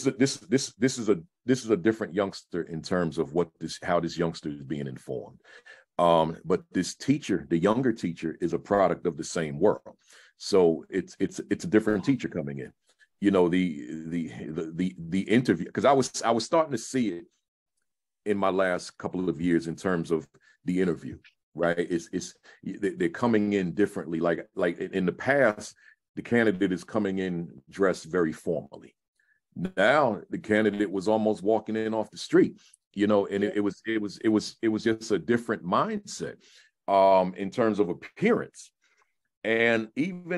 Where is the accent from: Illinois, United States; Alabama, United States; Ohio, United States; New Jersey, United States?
New Jersey, United States; also born or lived in New York City; I'm a Jerseyite. I'm not from New York, but I started my career in New York